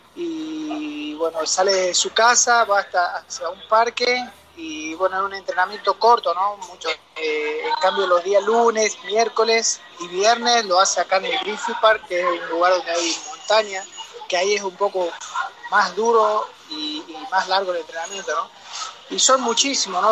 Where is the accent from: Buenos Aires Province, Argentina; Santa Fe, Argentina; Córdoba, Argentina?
Córdoba, Argentina; moved away; me crié en Córdoba, Córdoba, viví en Córdoba muchos años, del año 87 al, al 2000, hice mi primaria, mi secundaria